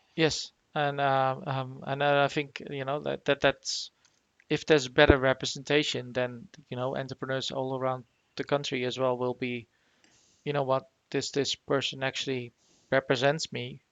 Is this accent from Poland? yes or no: no; Netherlands; moved away; back in the Netherlands, where I'm originally from